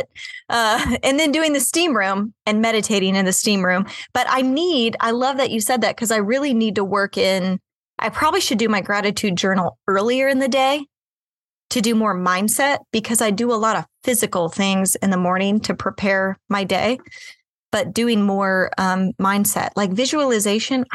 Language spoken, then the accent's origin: English; Kansas City, United States; I grew up, I was born and raised in Kansas City